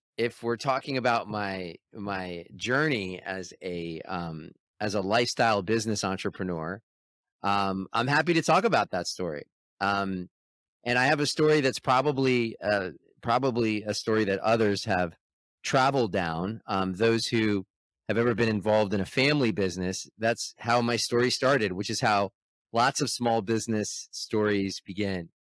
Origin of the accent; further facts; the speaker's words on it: Toronto, Ontario, Canada; born there; And then I was born in Toronto, in the 1970s.